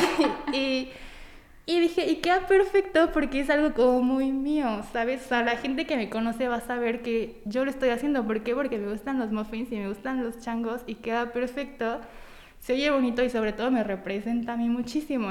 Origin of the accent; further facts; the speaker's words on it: Tampico, Tamaulipas, Mexico; now in Puebla, Mexico; soy de Tampico, Tamaulipas, pero ya tengo como 10 años viviendo en Puebla